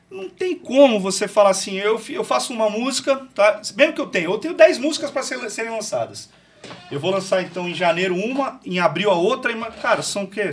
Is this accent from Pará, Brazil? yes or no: no; Santos, São Paulo, Brazil; moved away as an adult; now in Taubaté, Brazil; eu sou de Santos, sou paulistano, cara, sou de Santos